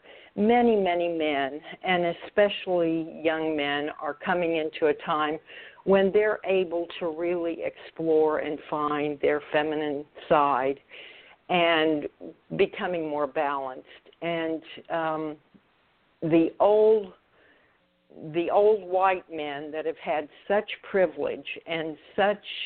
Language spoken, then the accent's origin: English; Oklahoma City, Oklahoma, United States; moved away as an adult; also born or lived in Florida; He was a physician in my hometown and was very close to my family. And as I was hired back to Oklahoma City from Florida